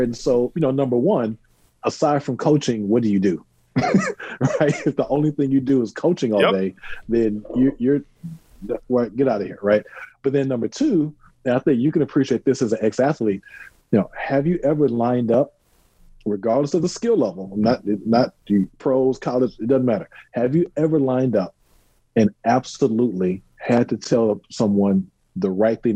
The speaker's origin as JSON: {"language": "English", "region": "Texas", "country": "United States", "said": "I'm a Texan, right? So, yep. You know, I shoot guns, I drive a truck, right? So it's like, I'm very much a Texan."}